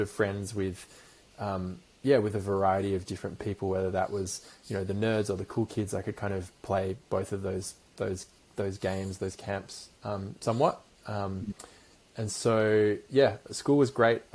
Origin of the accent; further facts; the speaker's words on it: London, United Kingdom; so I was born in, in London, in in, um, in West London, in a place called Acton